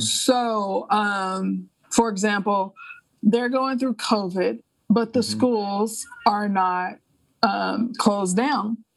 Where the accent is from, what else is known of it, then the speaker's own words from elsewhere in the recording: Alabama, United States; moved away; also born or lived in France / New York; I grew up in Alabama, uh, even though I haven't lived there in decades.